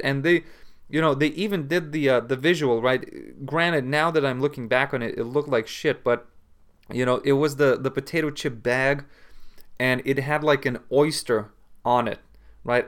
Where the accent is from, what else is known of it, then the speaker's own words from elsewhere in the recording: Lithuania; in Lithuania, we say